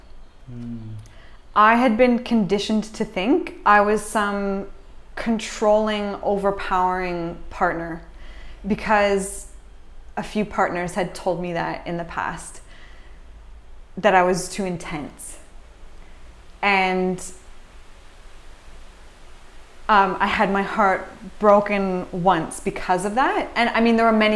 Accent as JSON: {"language": "English", "country": "Canada", "said": "even being Canadian"}